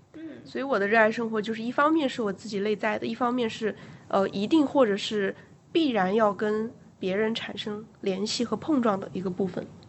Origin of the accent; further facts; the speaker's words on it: Hubei, China; 我是个湖北人，所以我每， 每餐吃米饭其实我是受得了的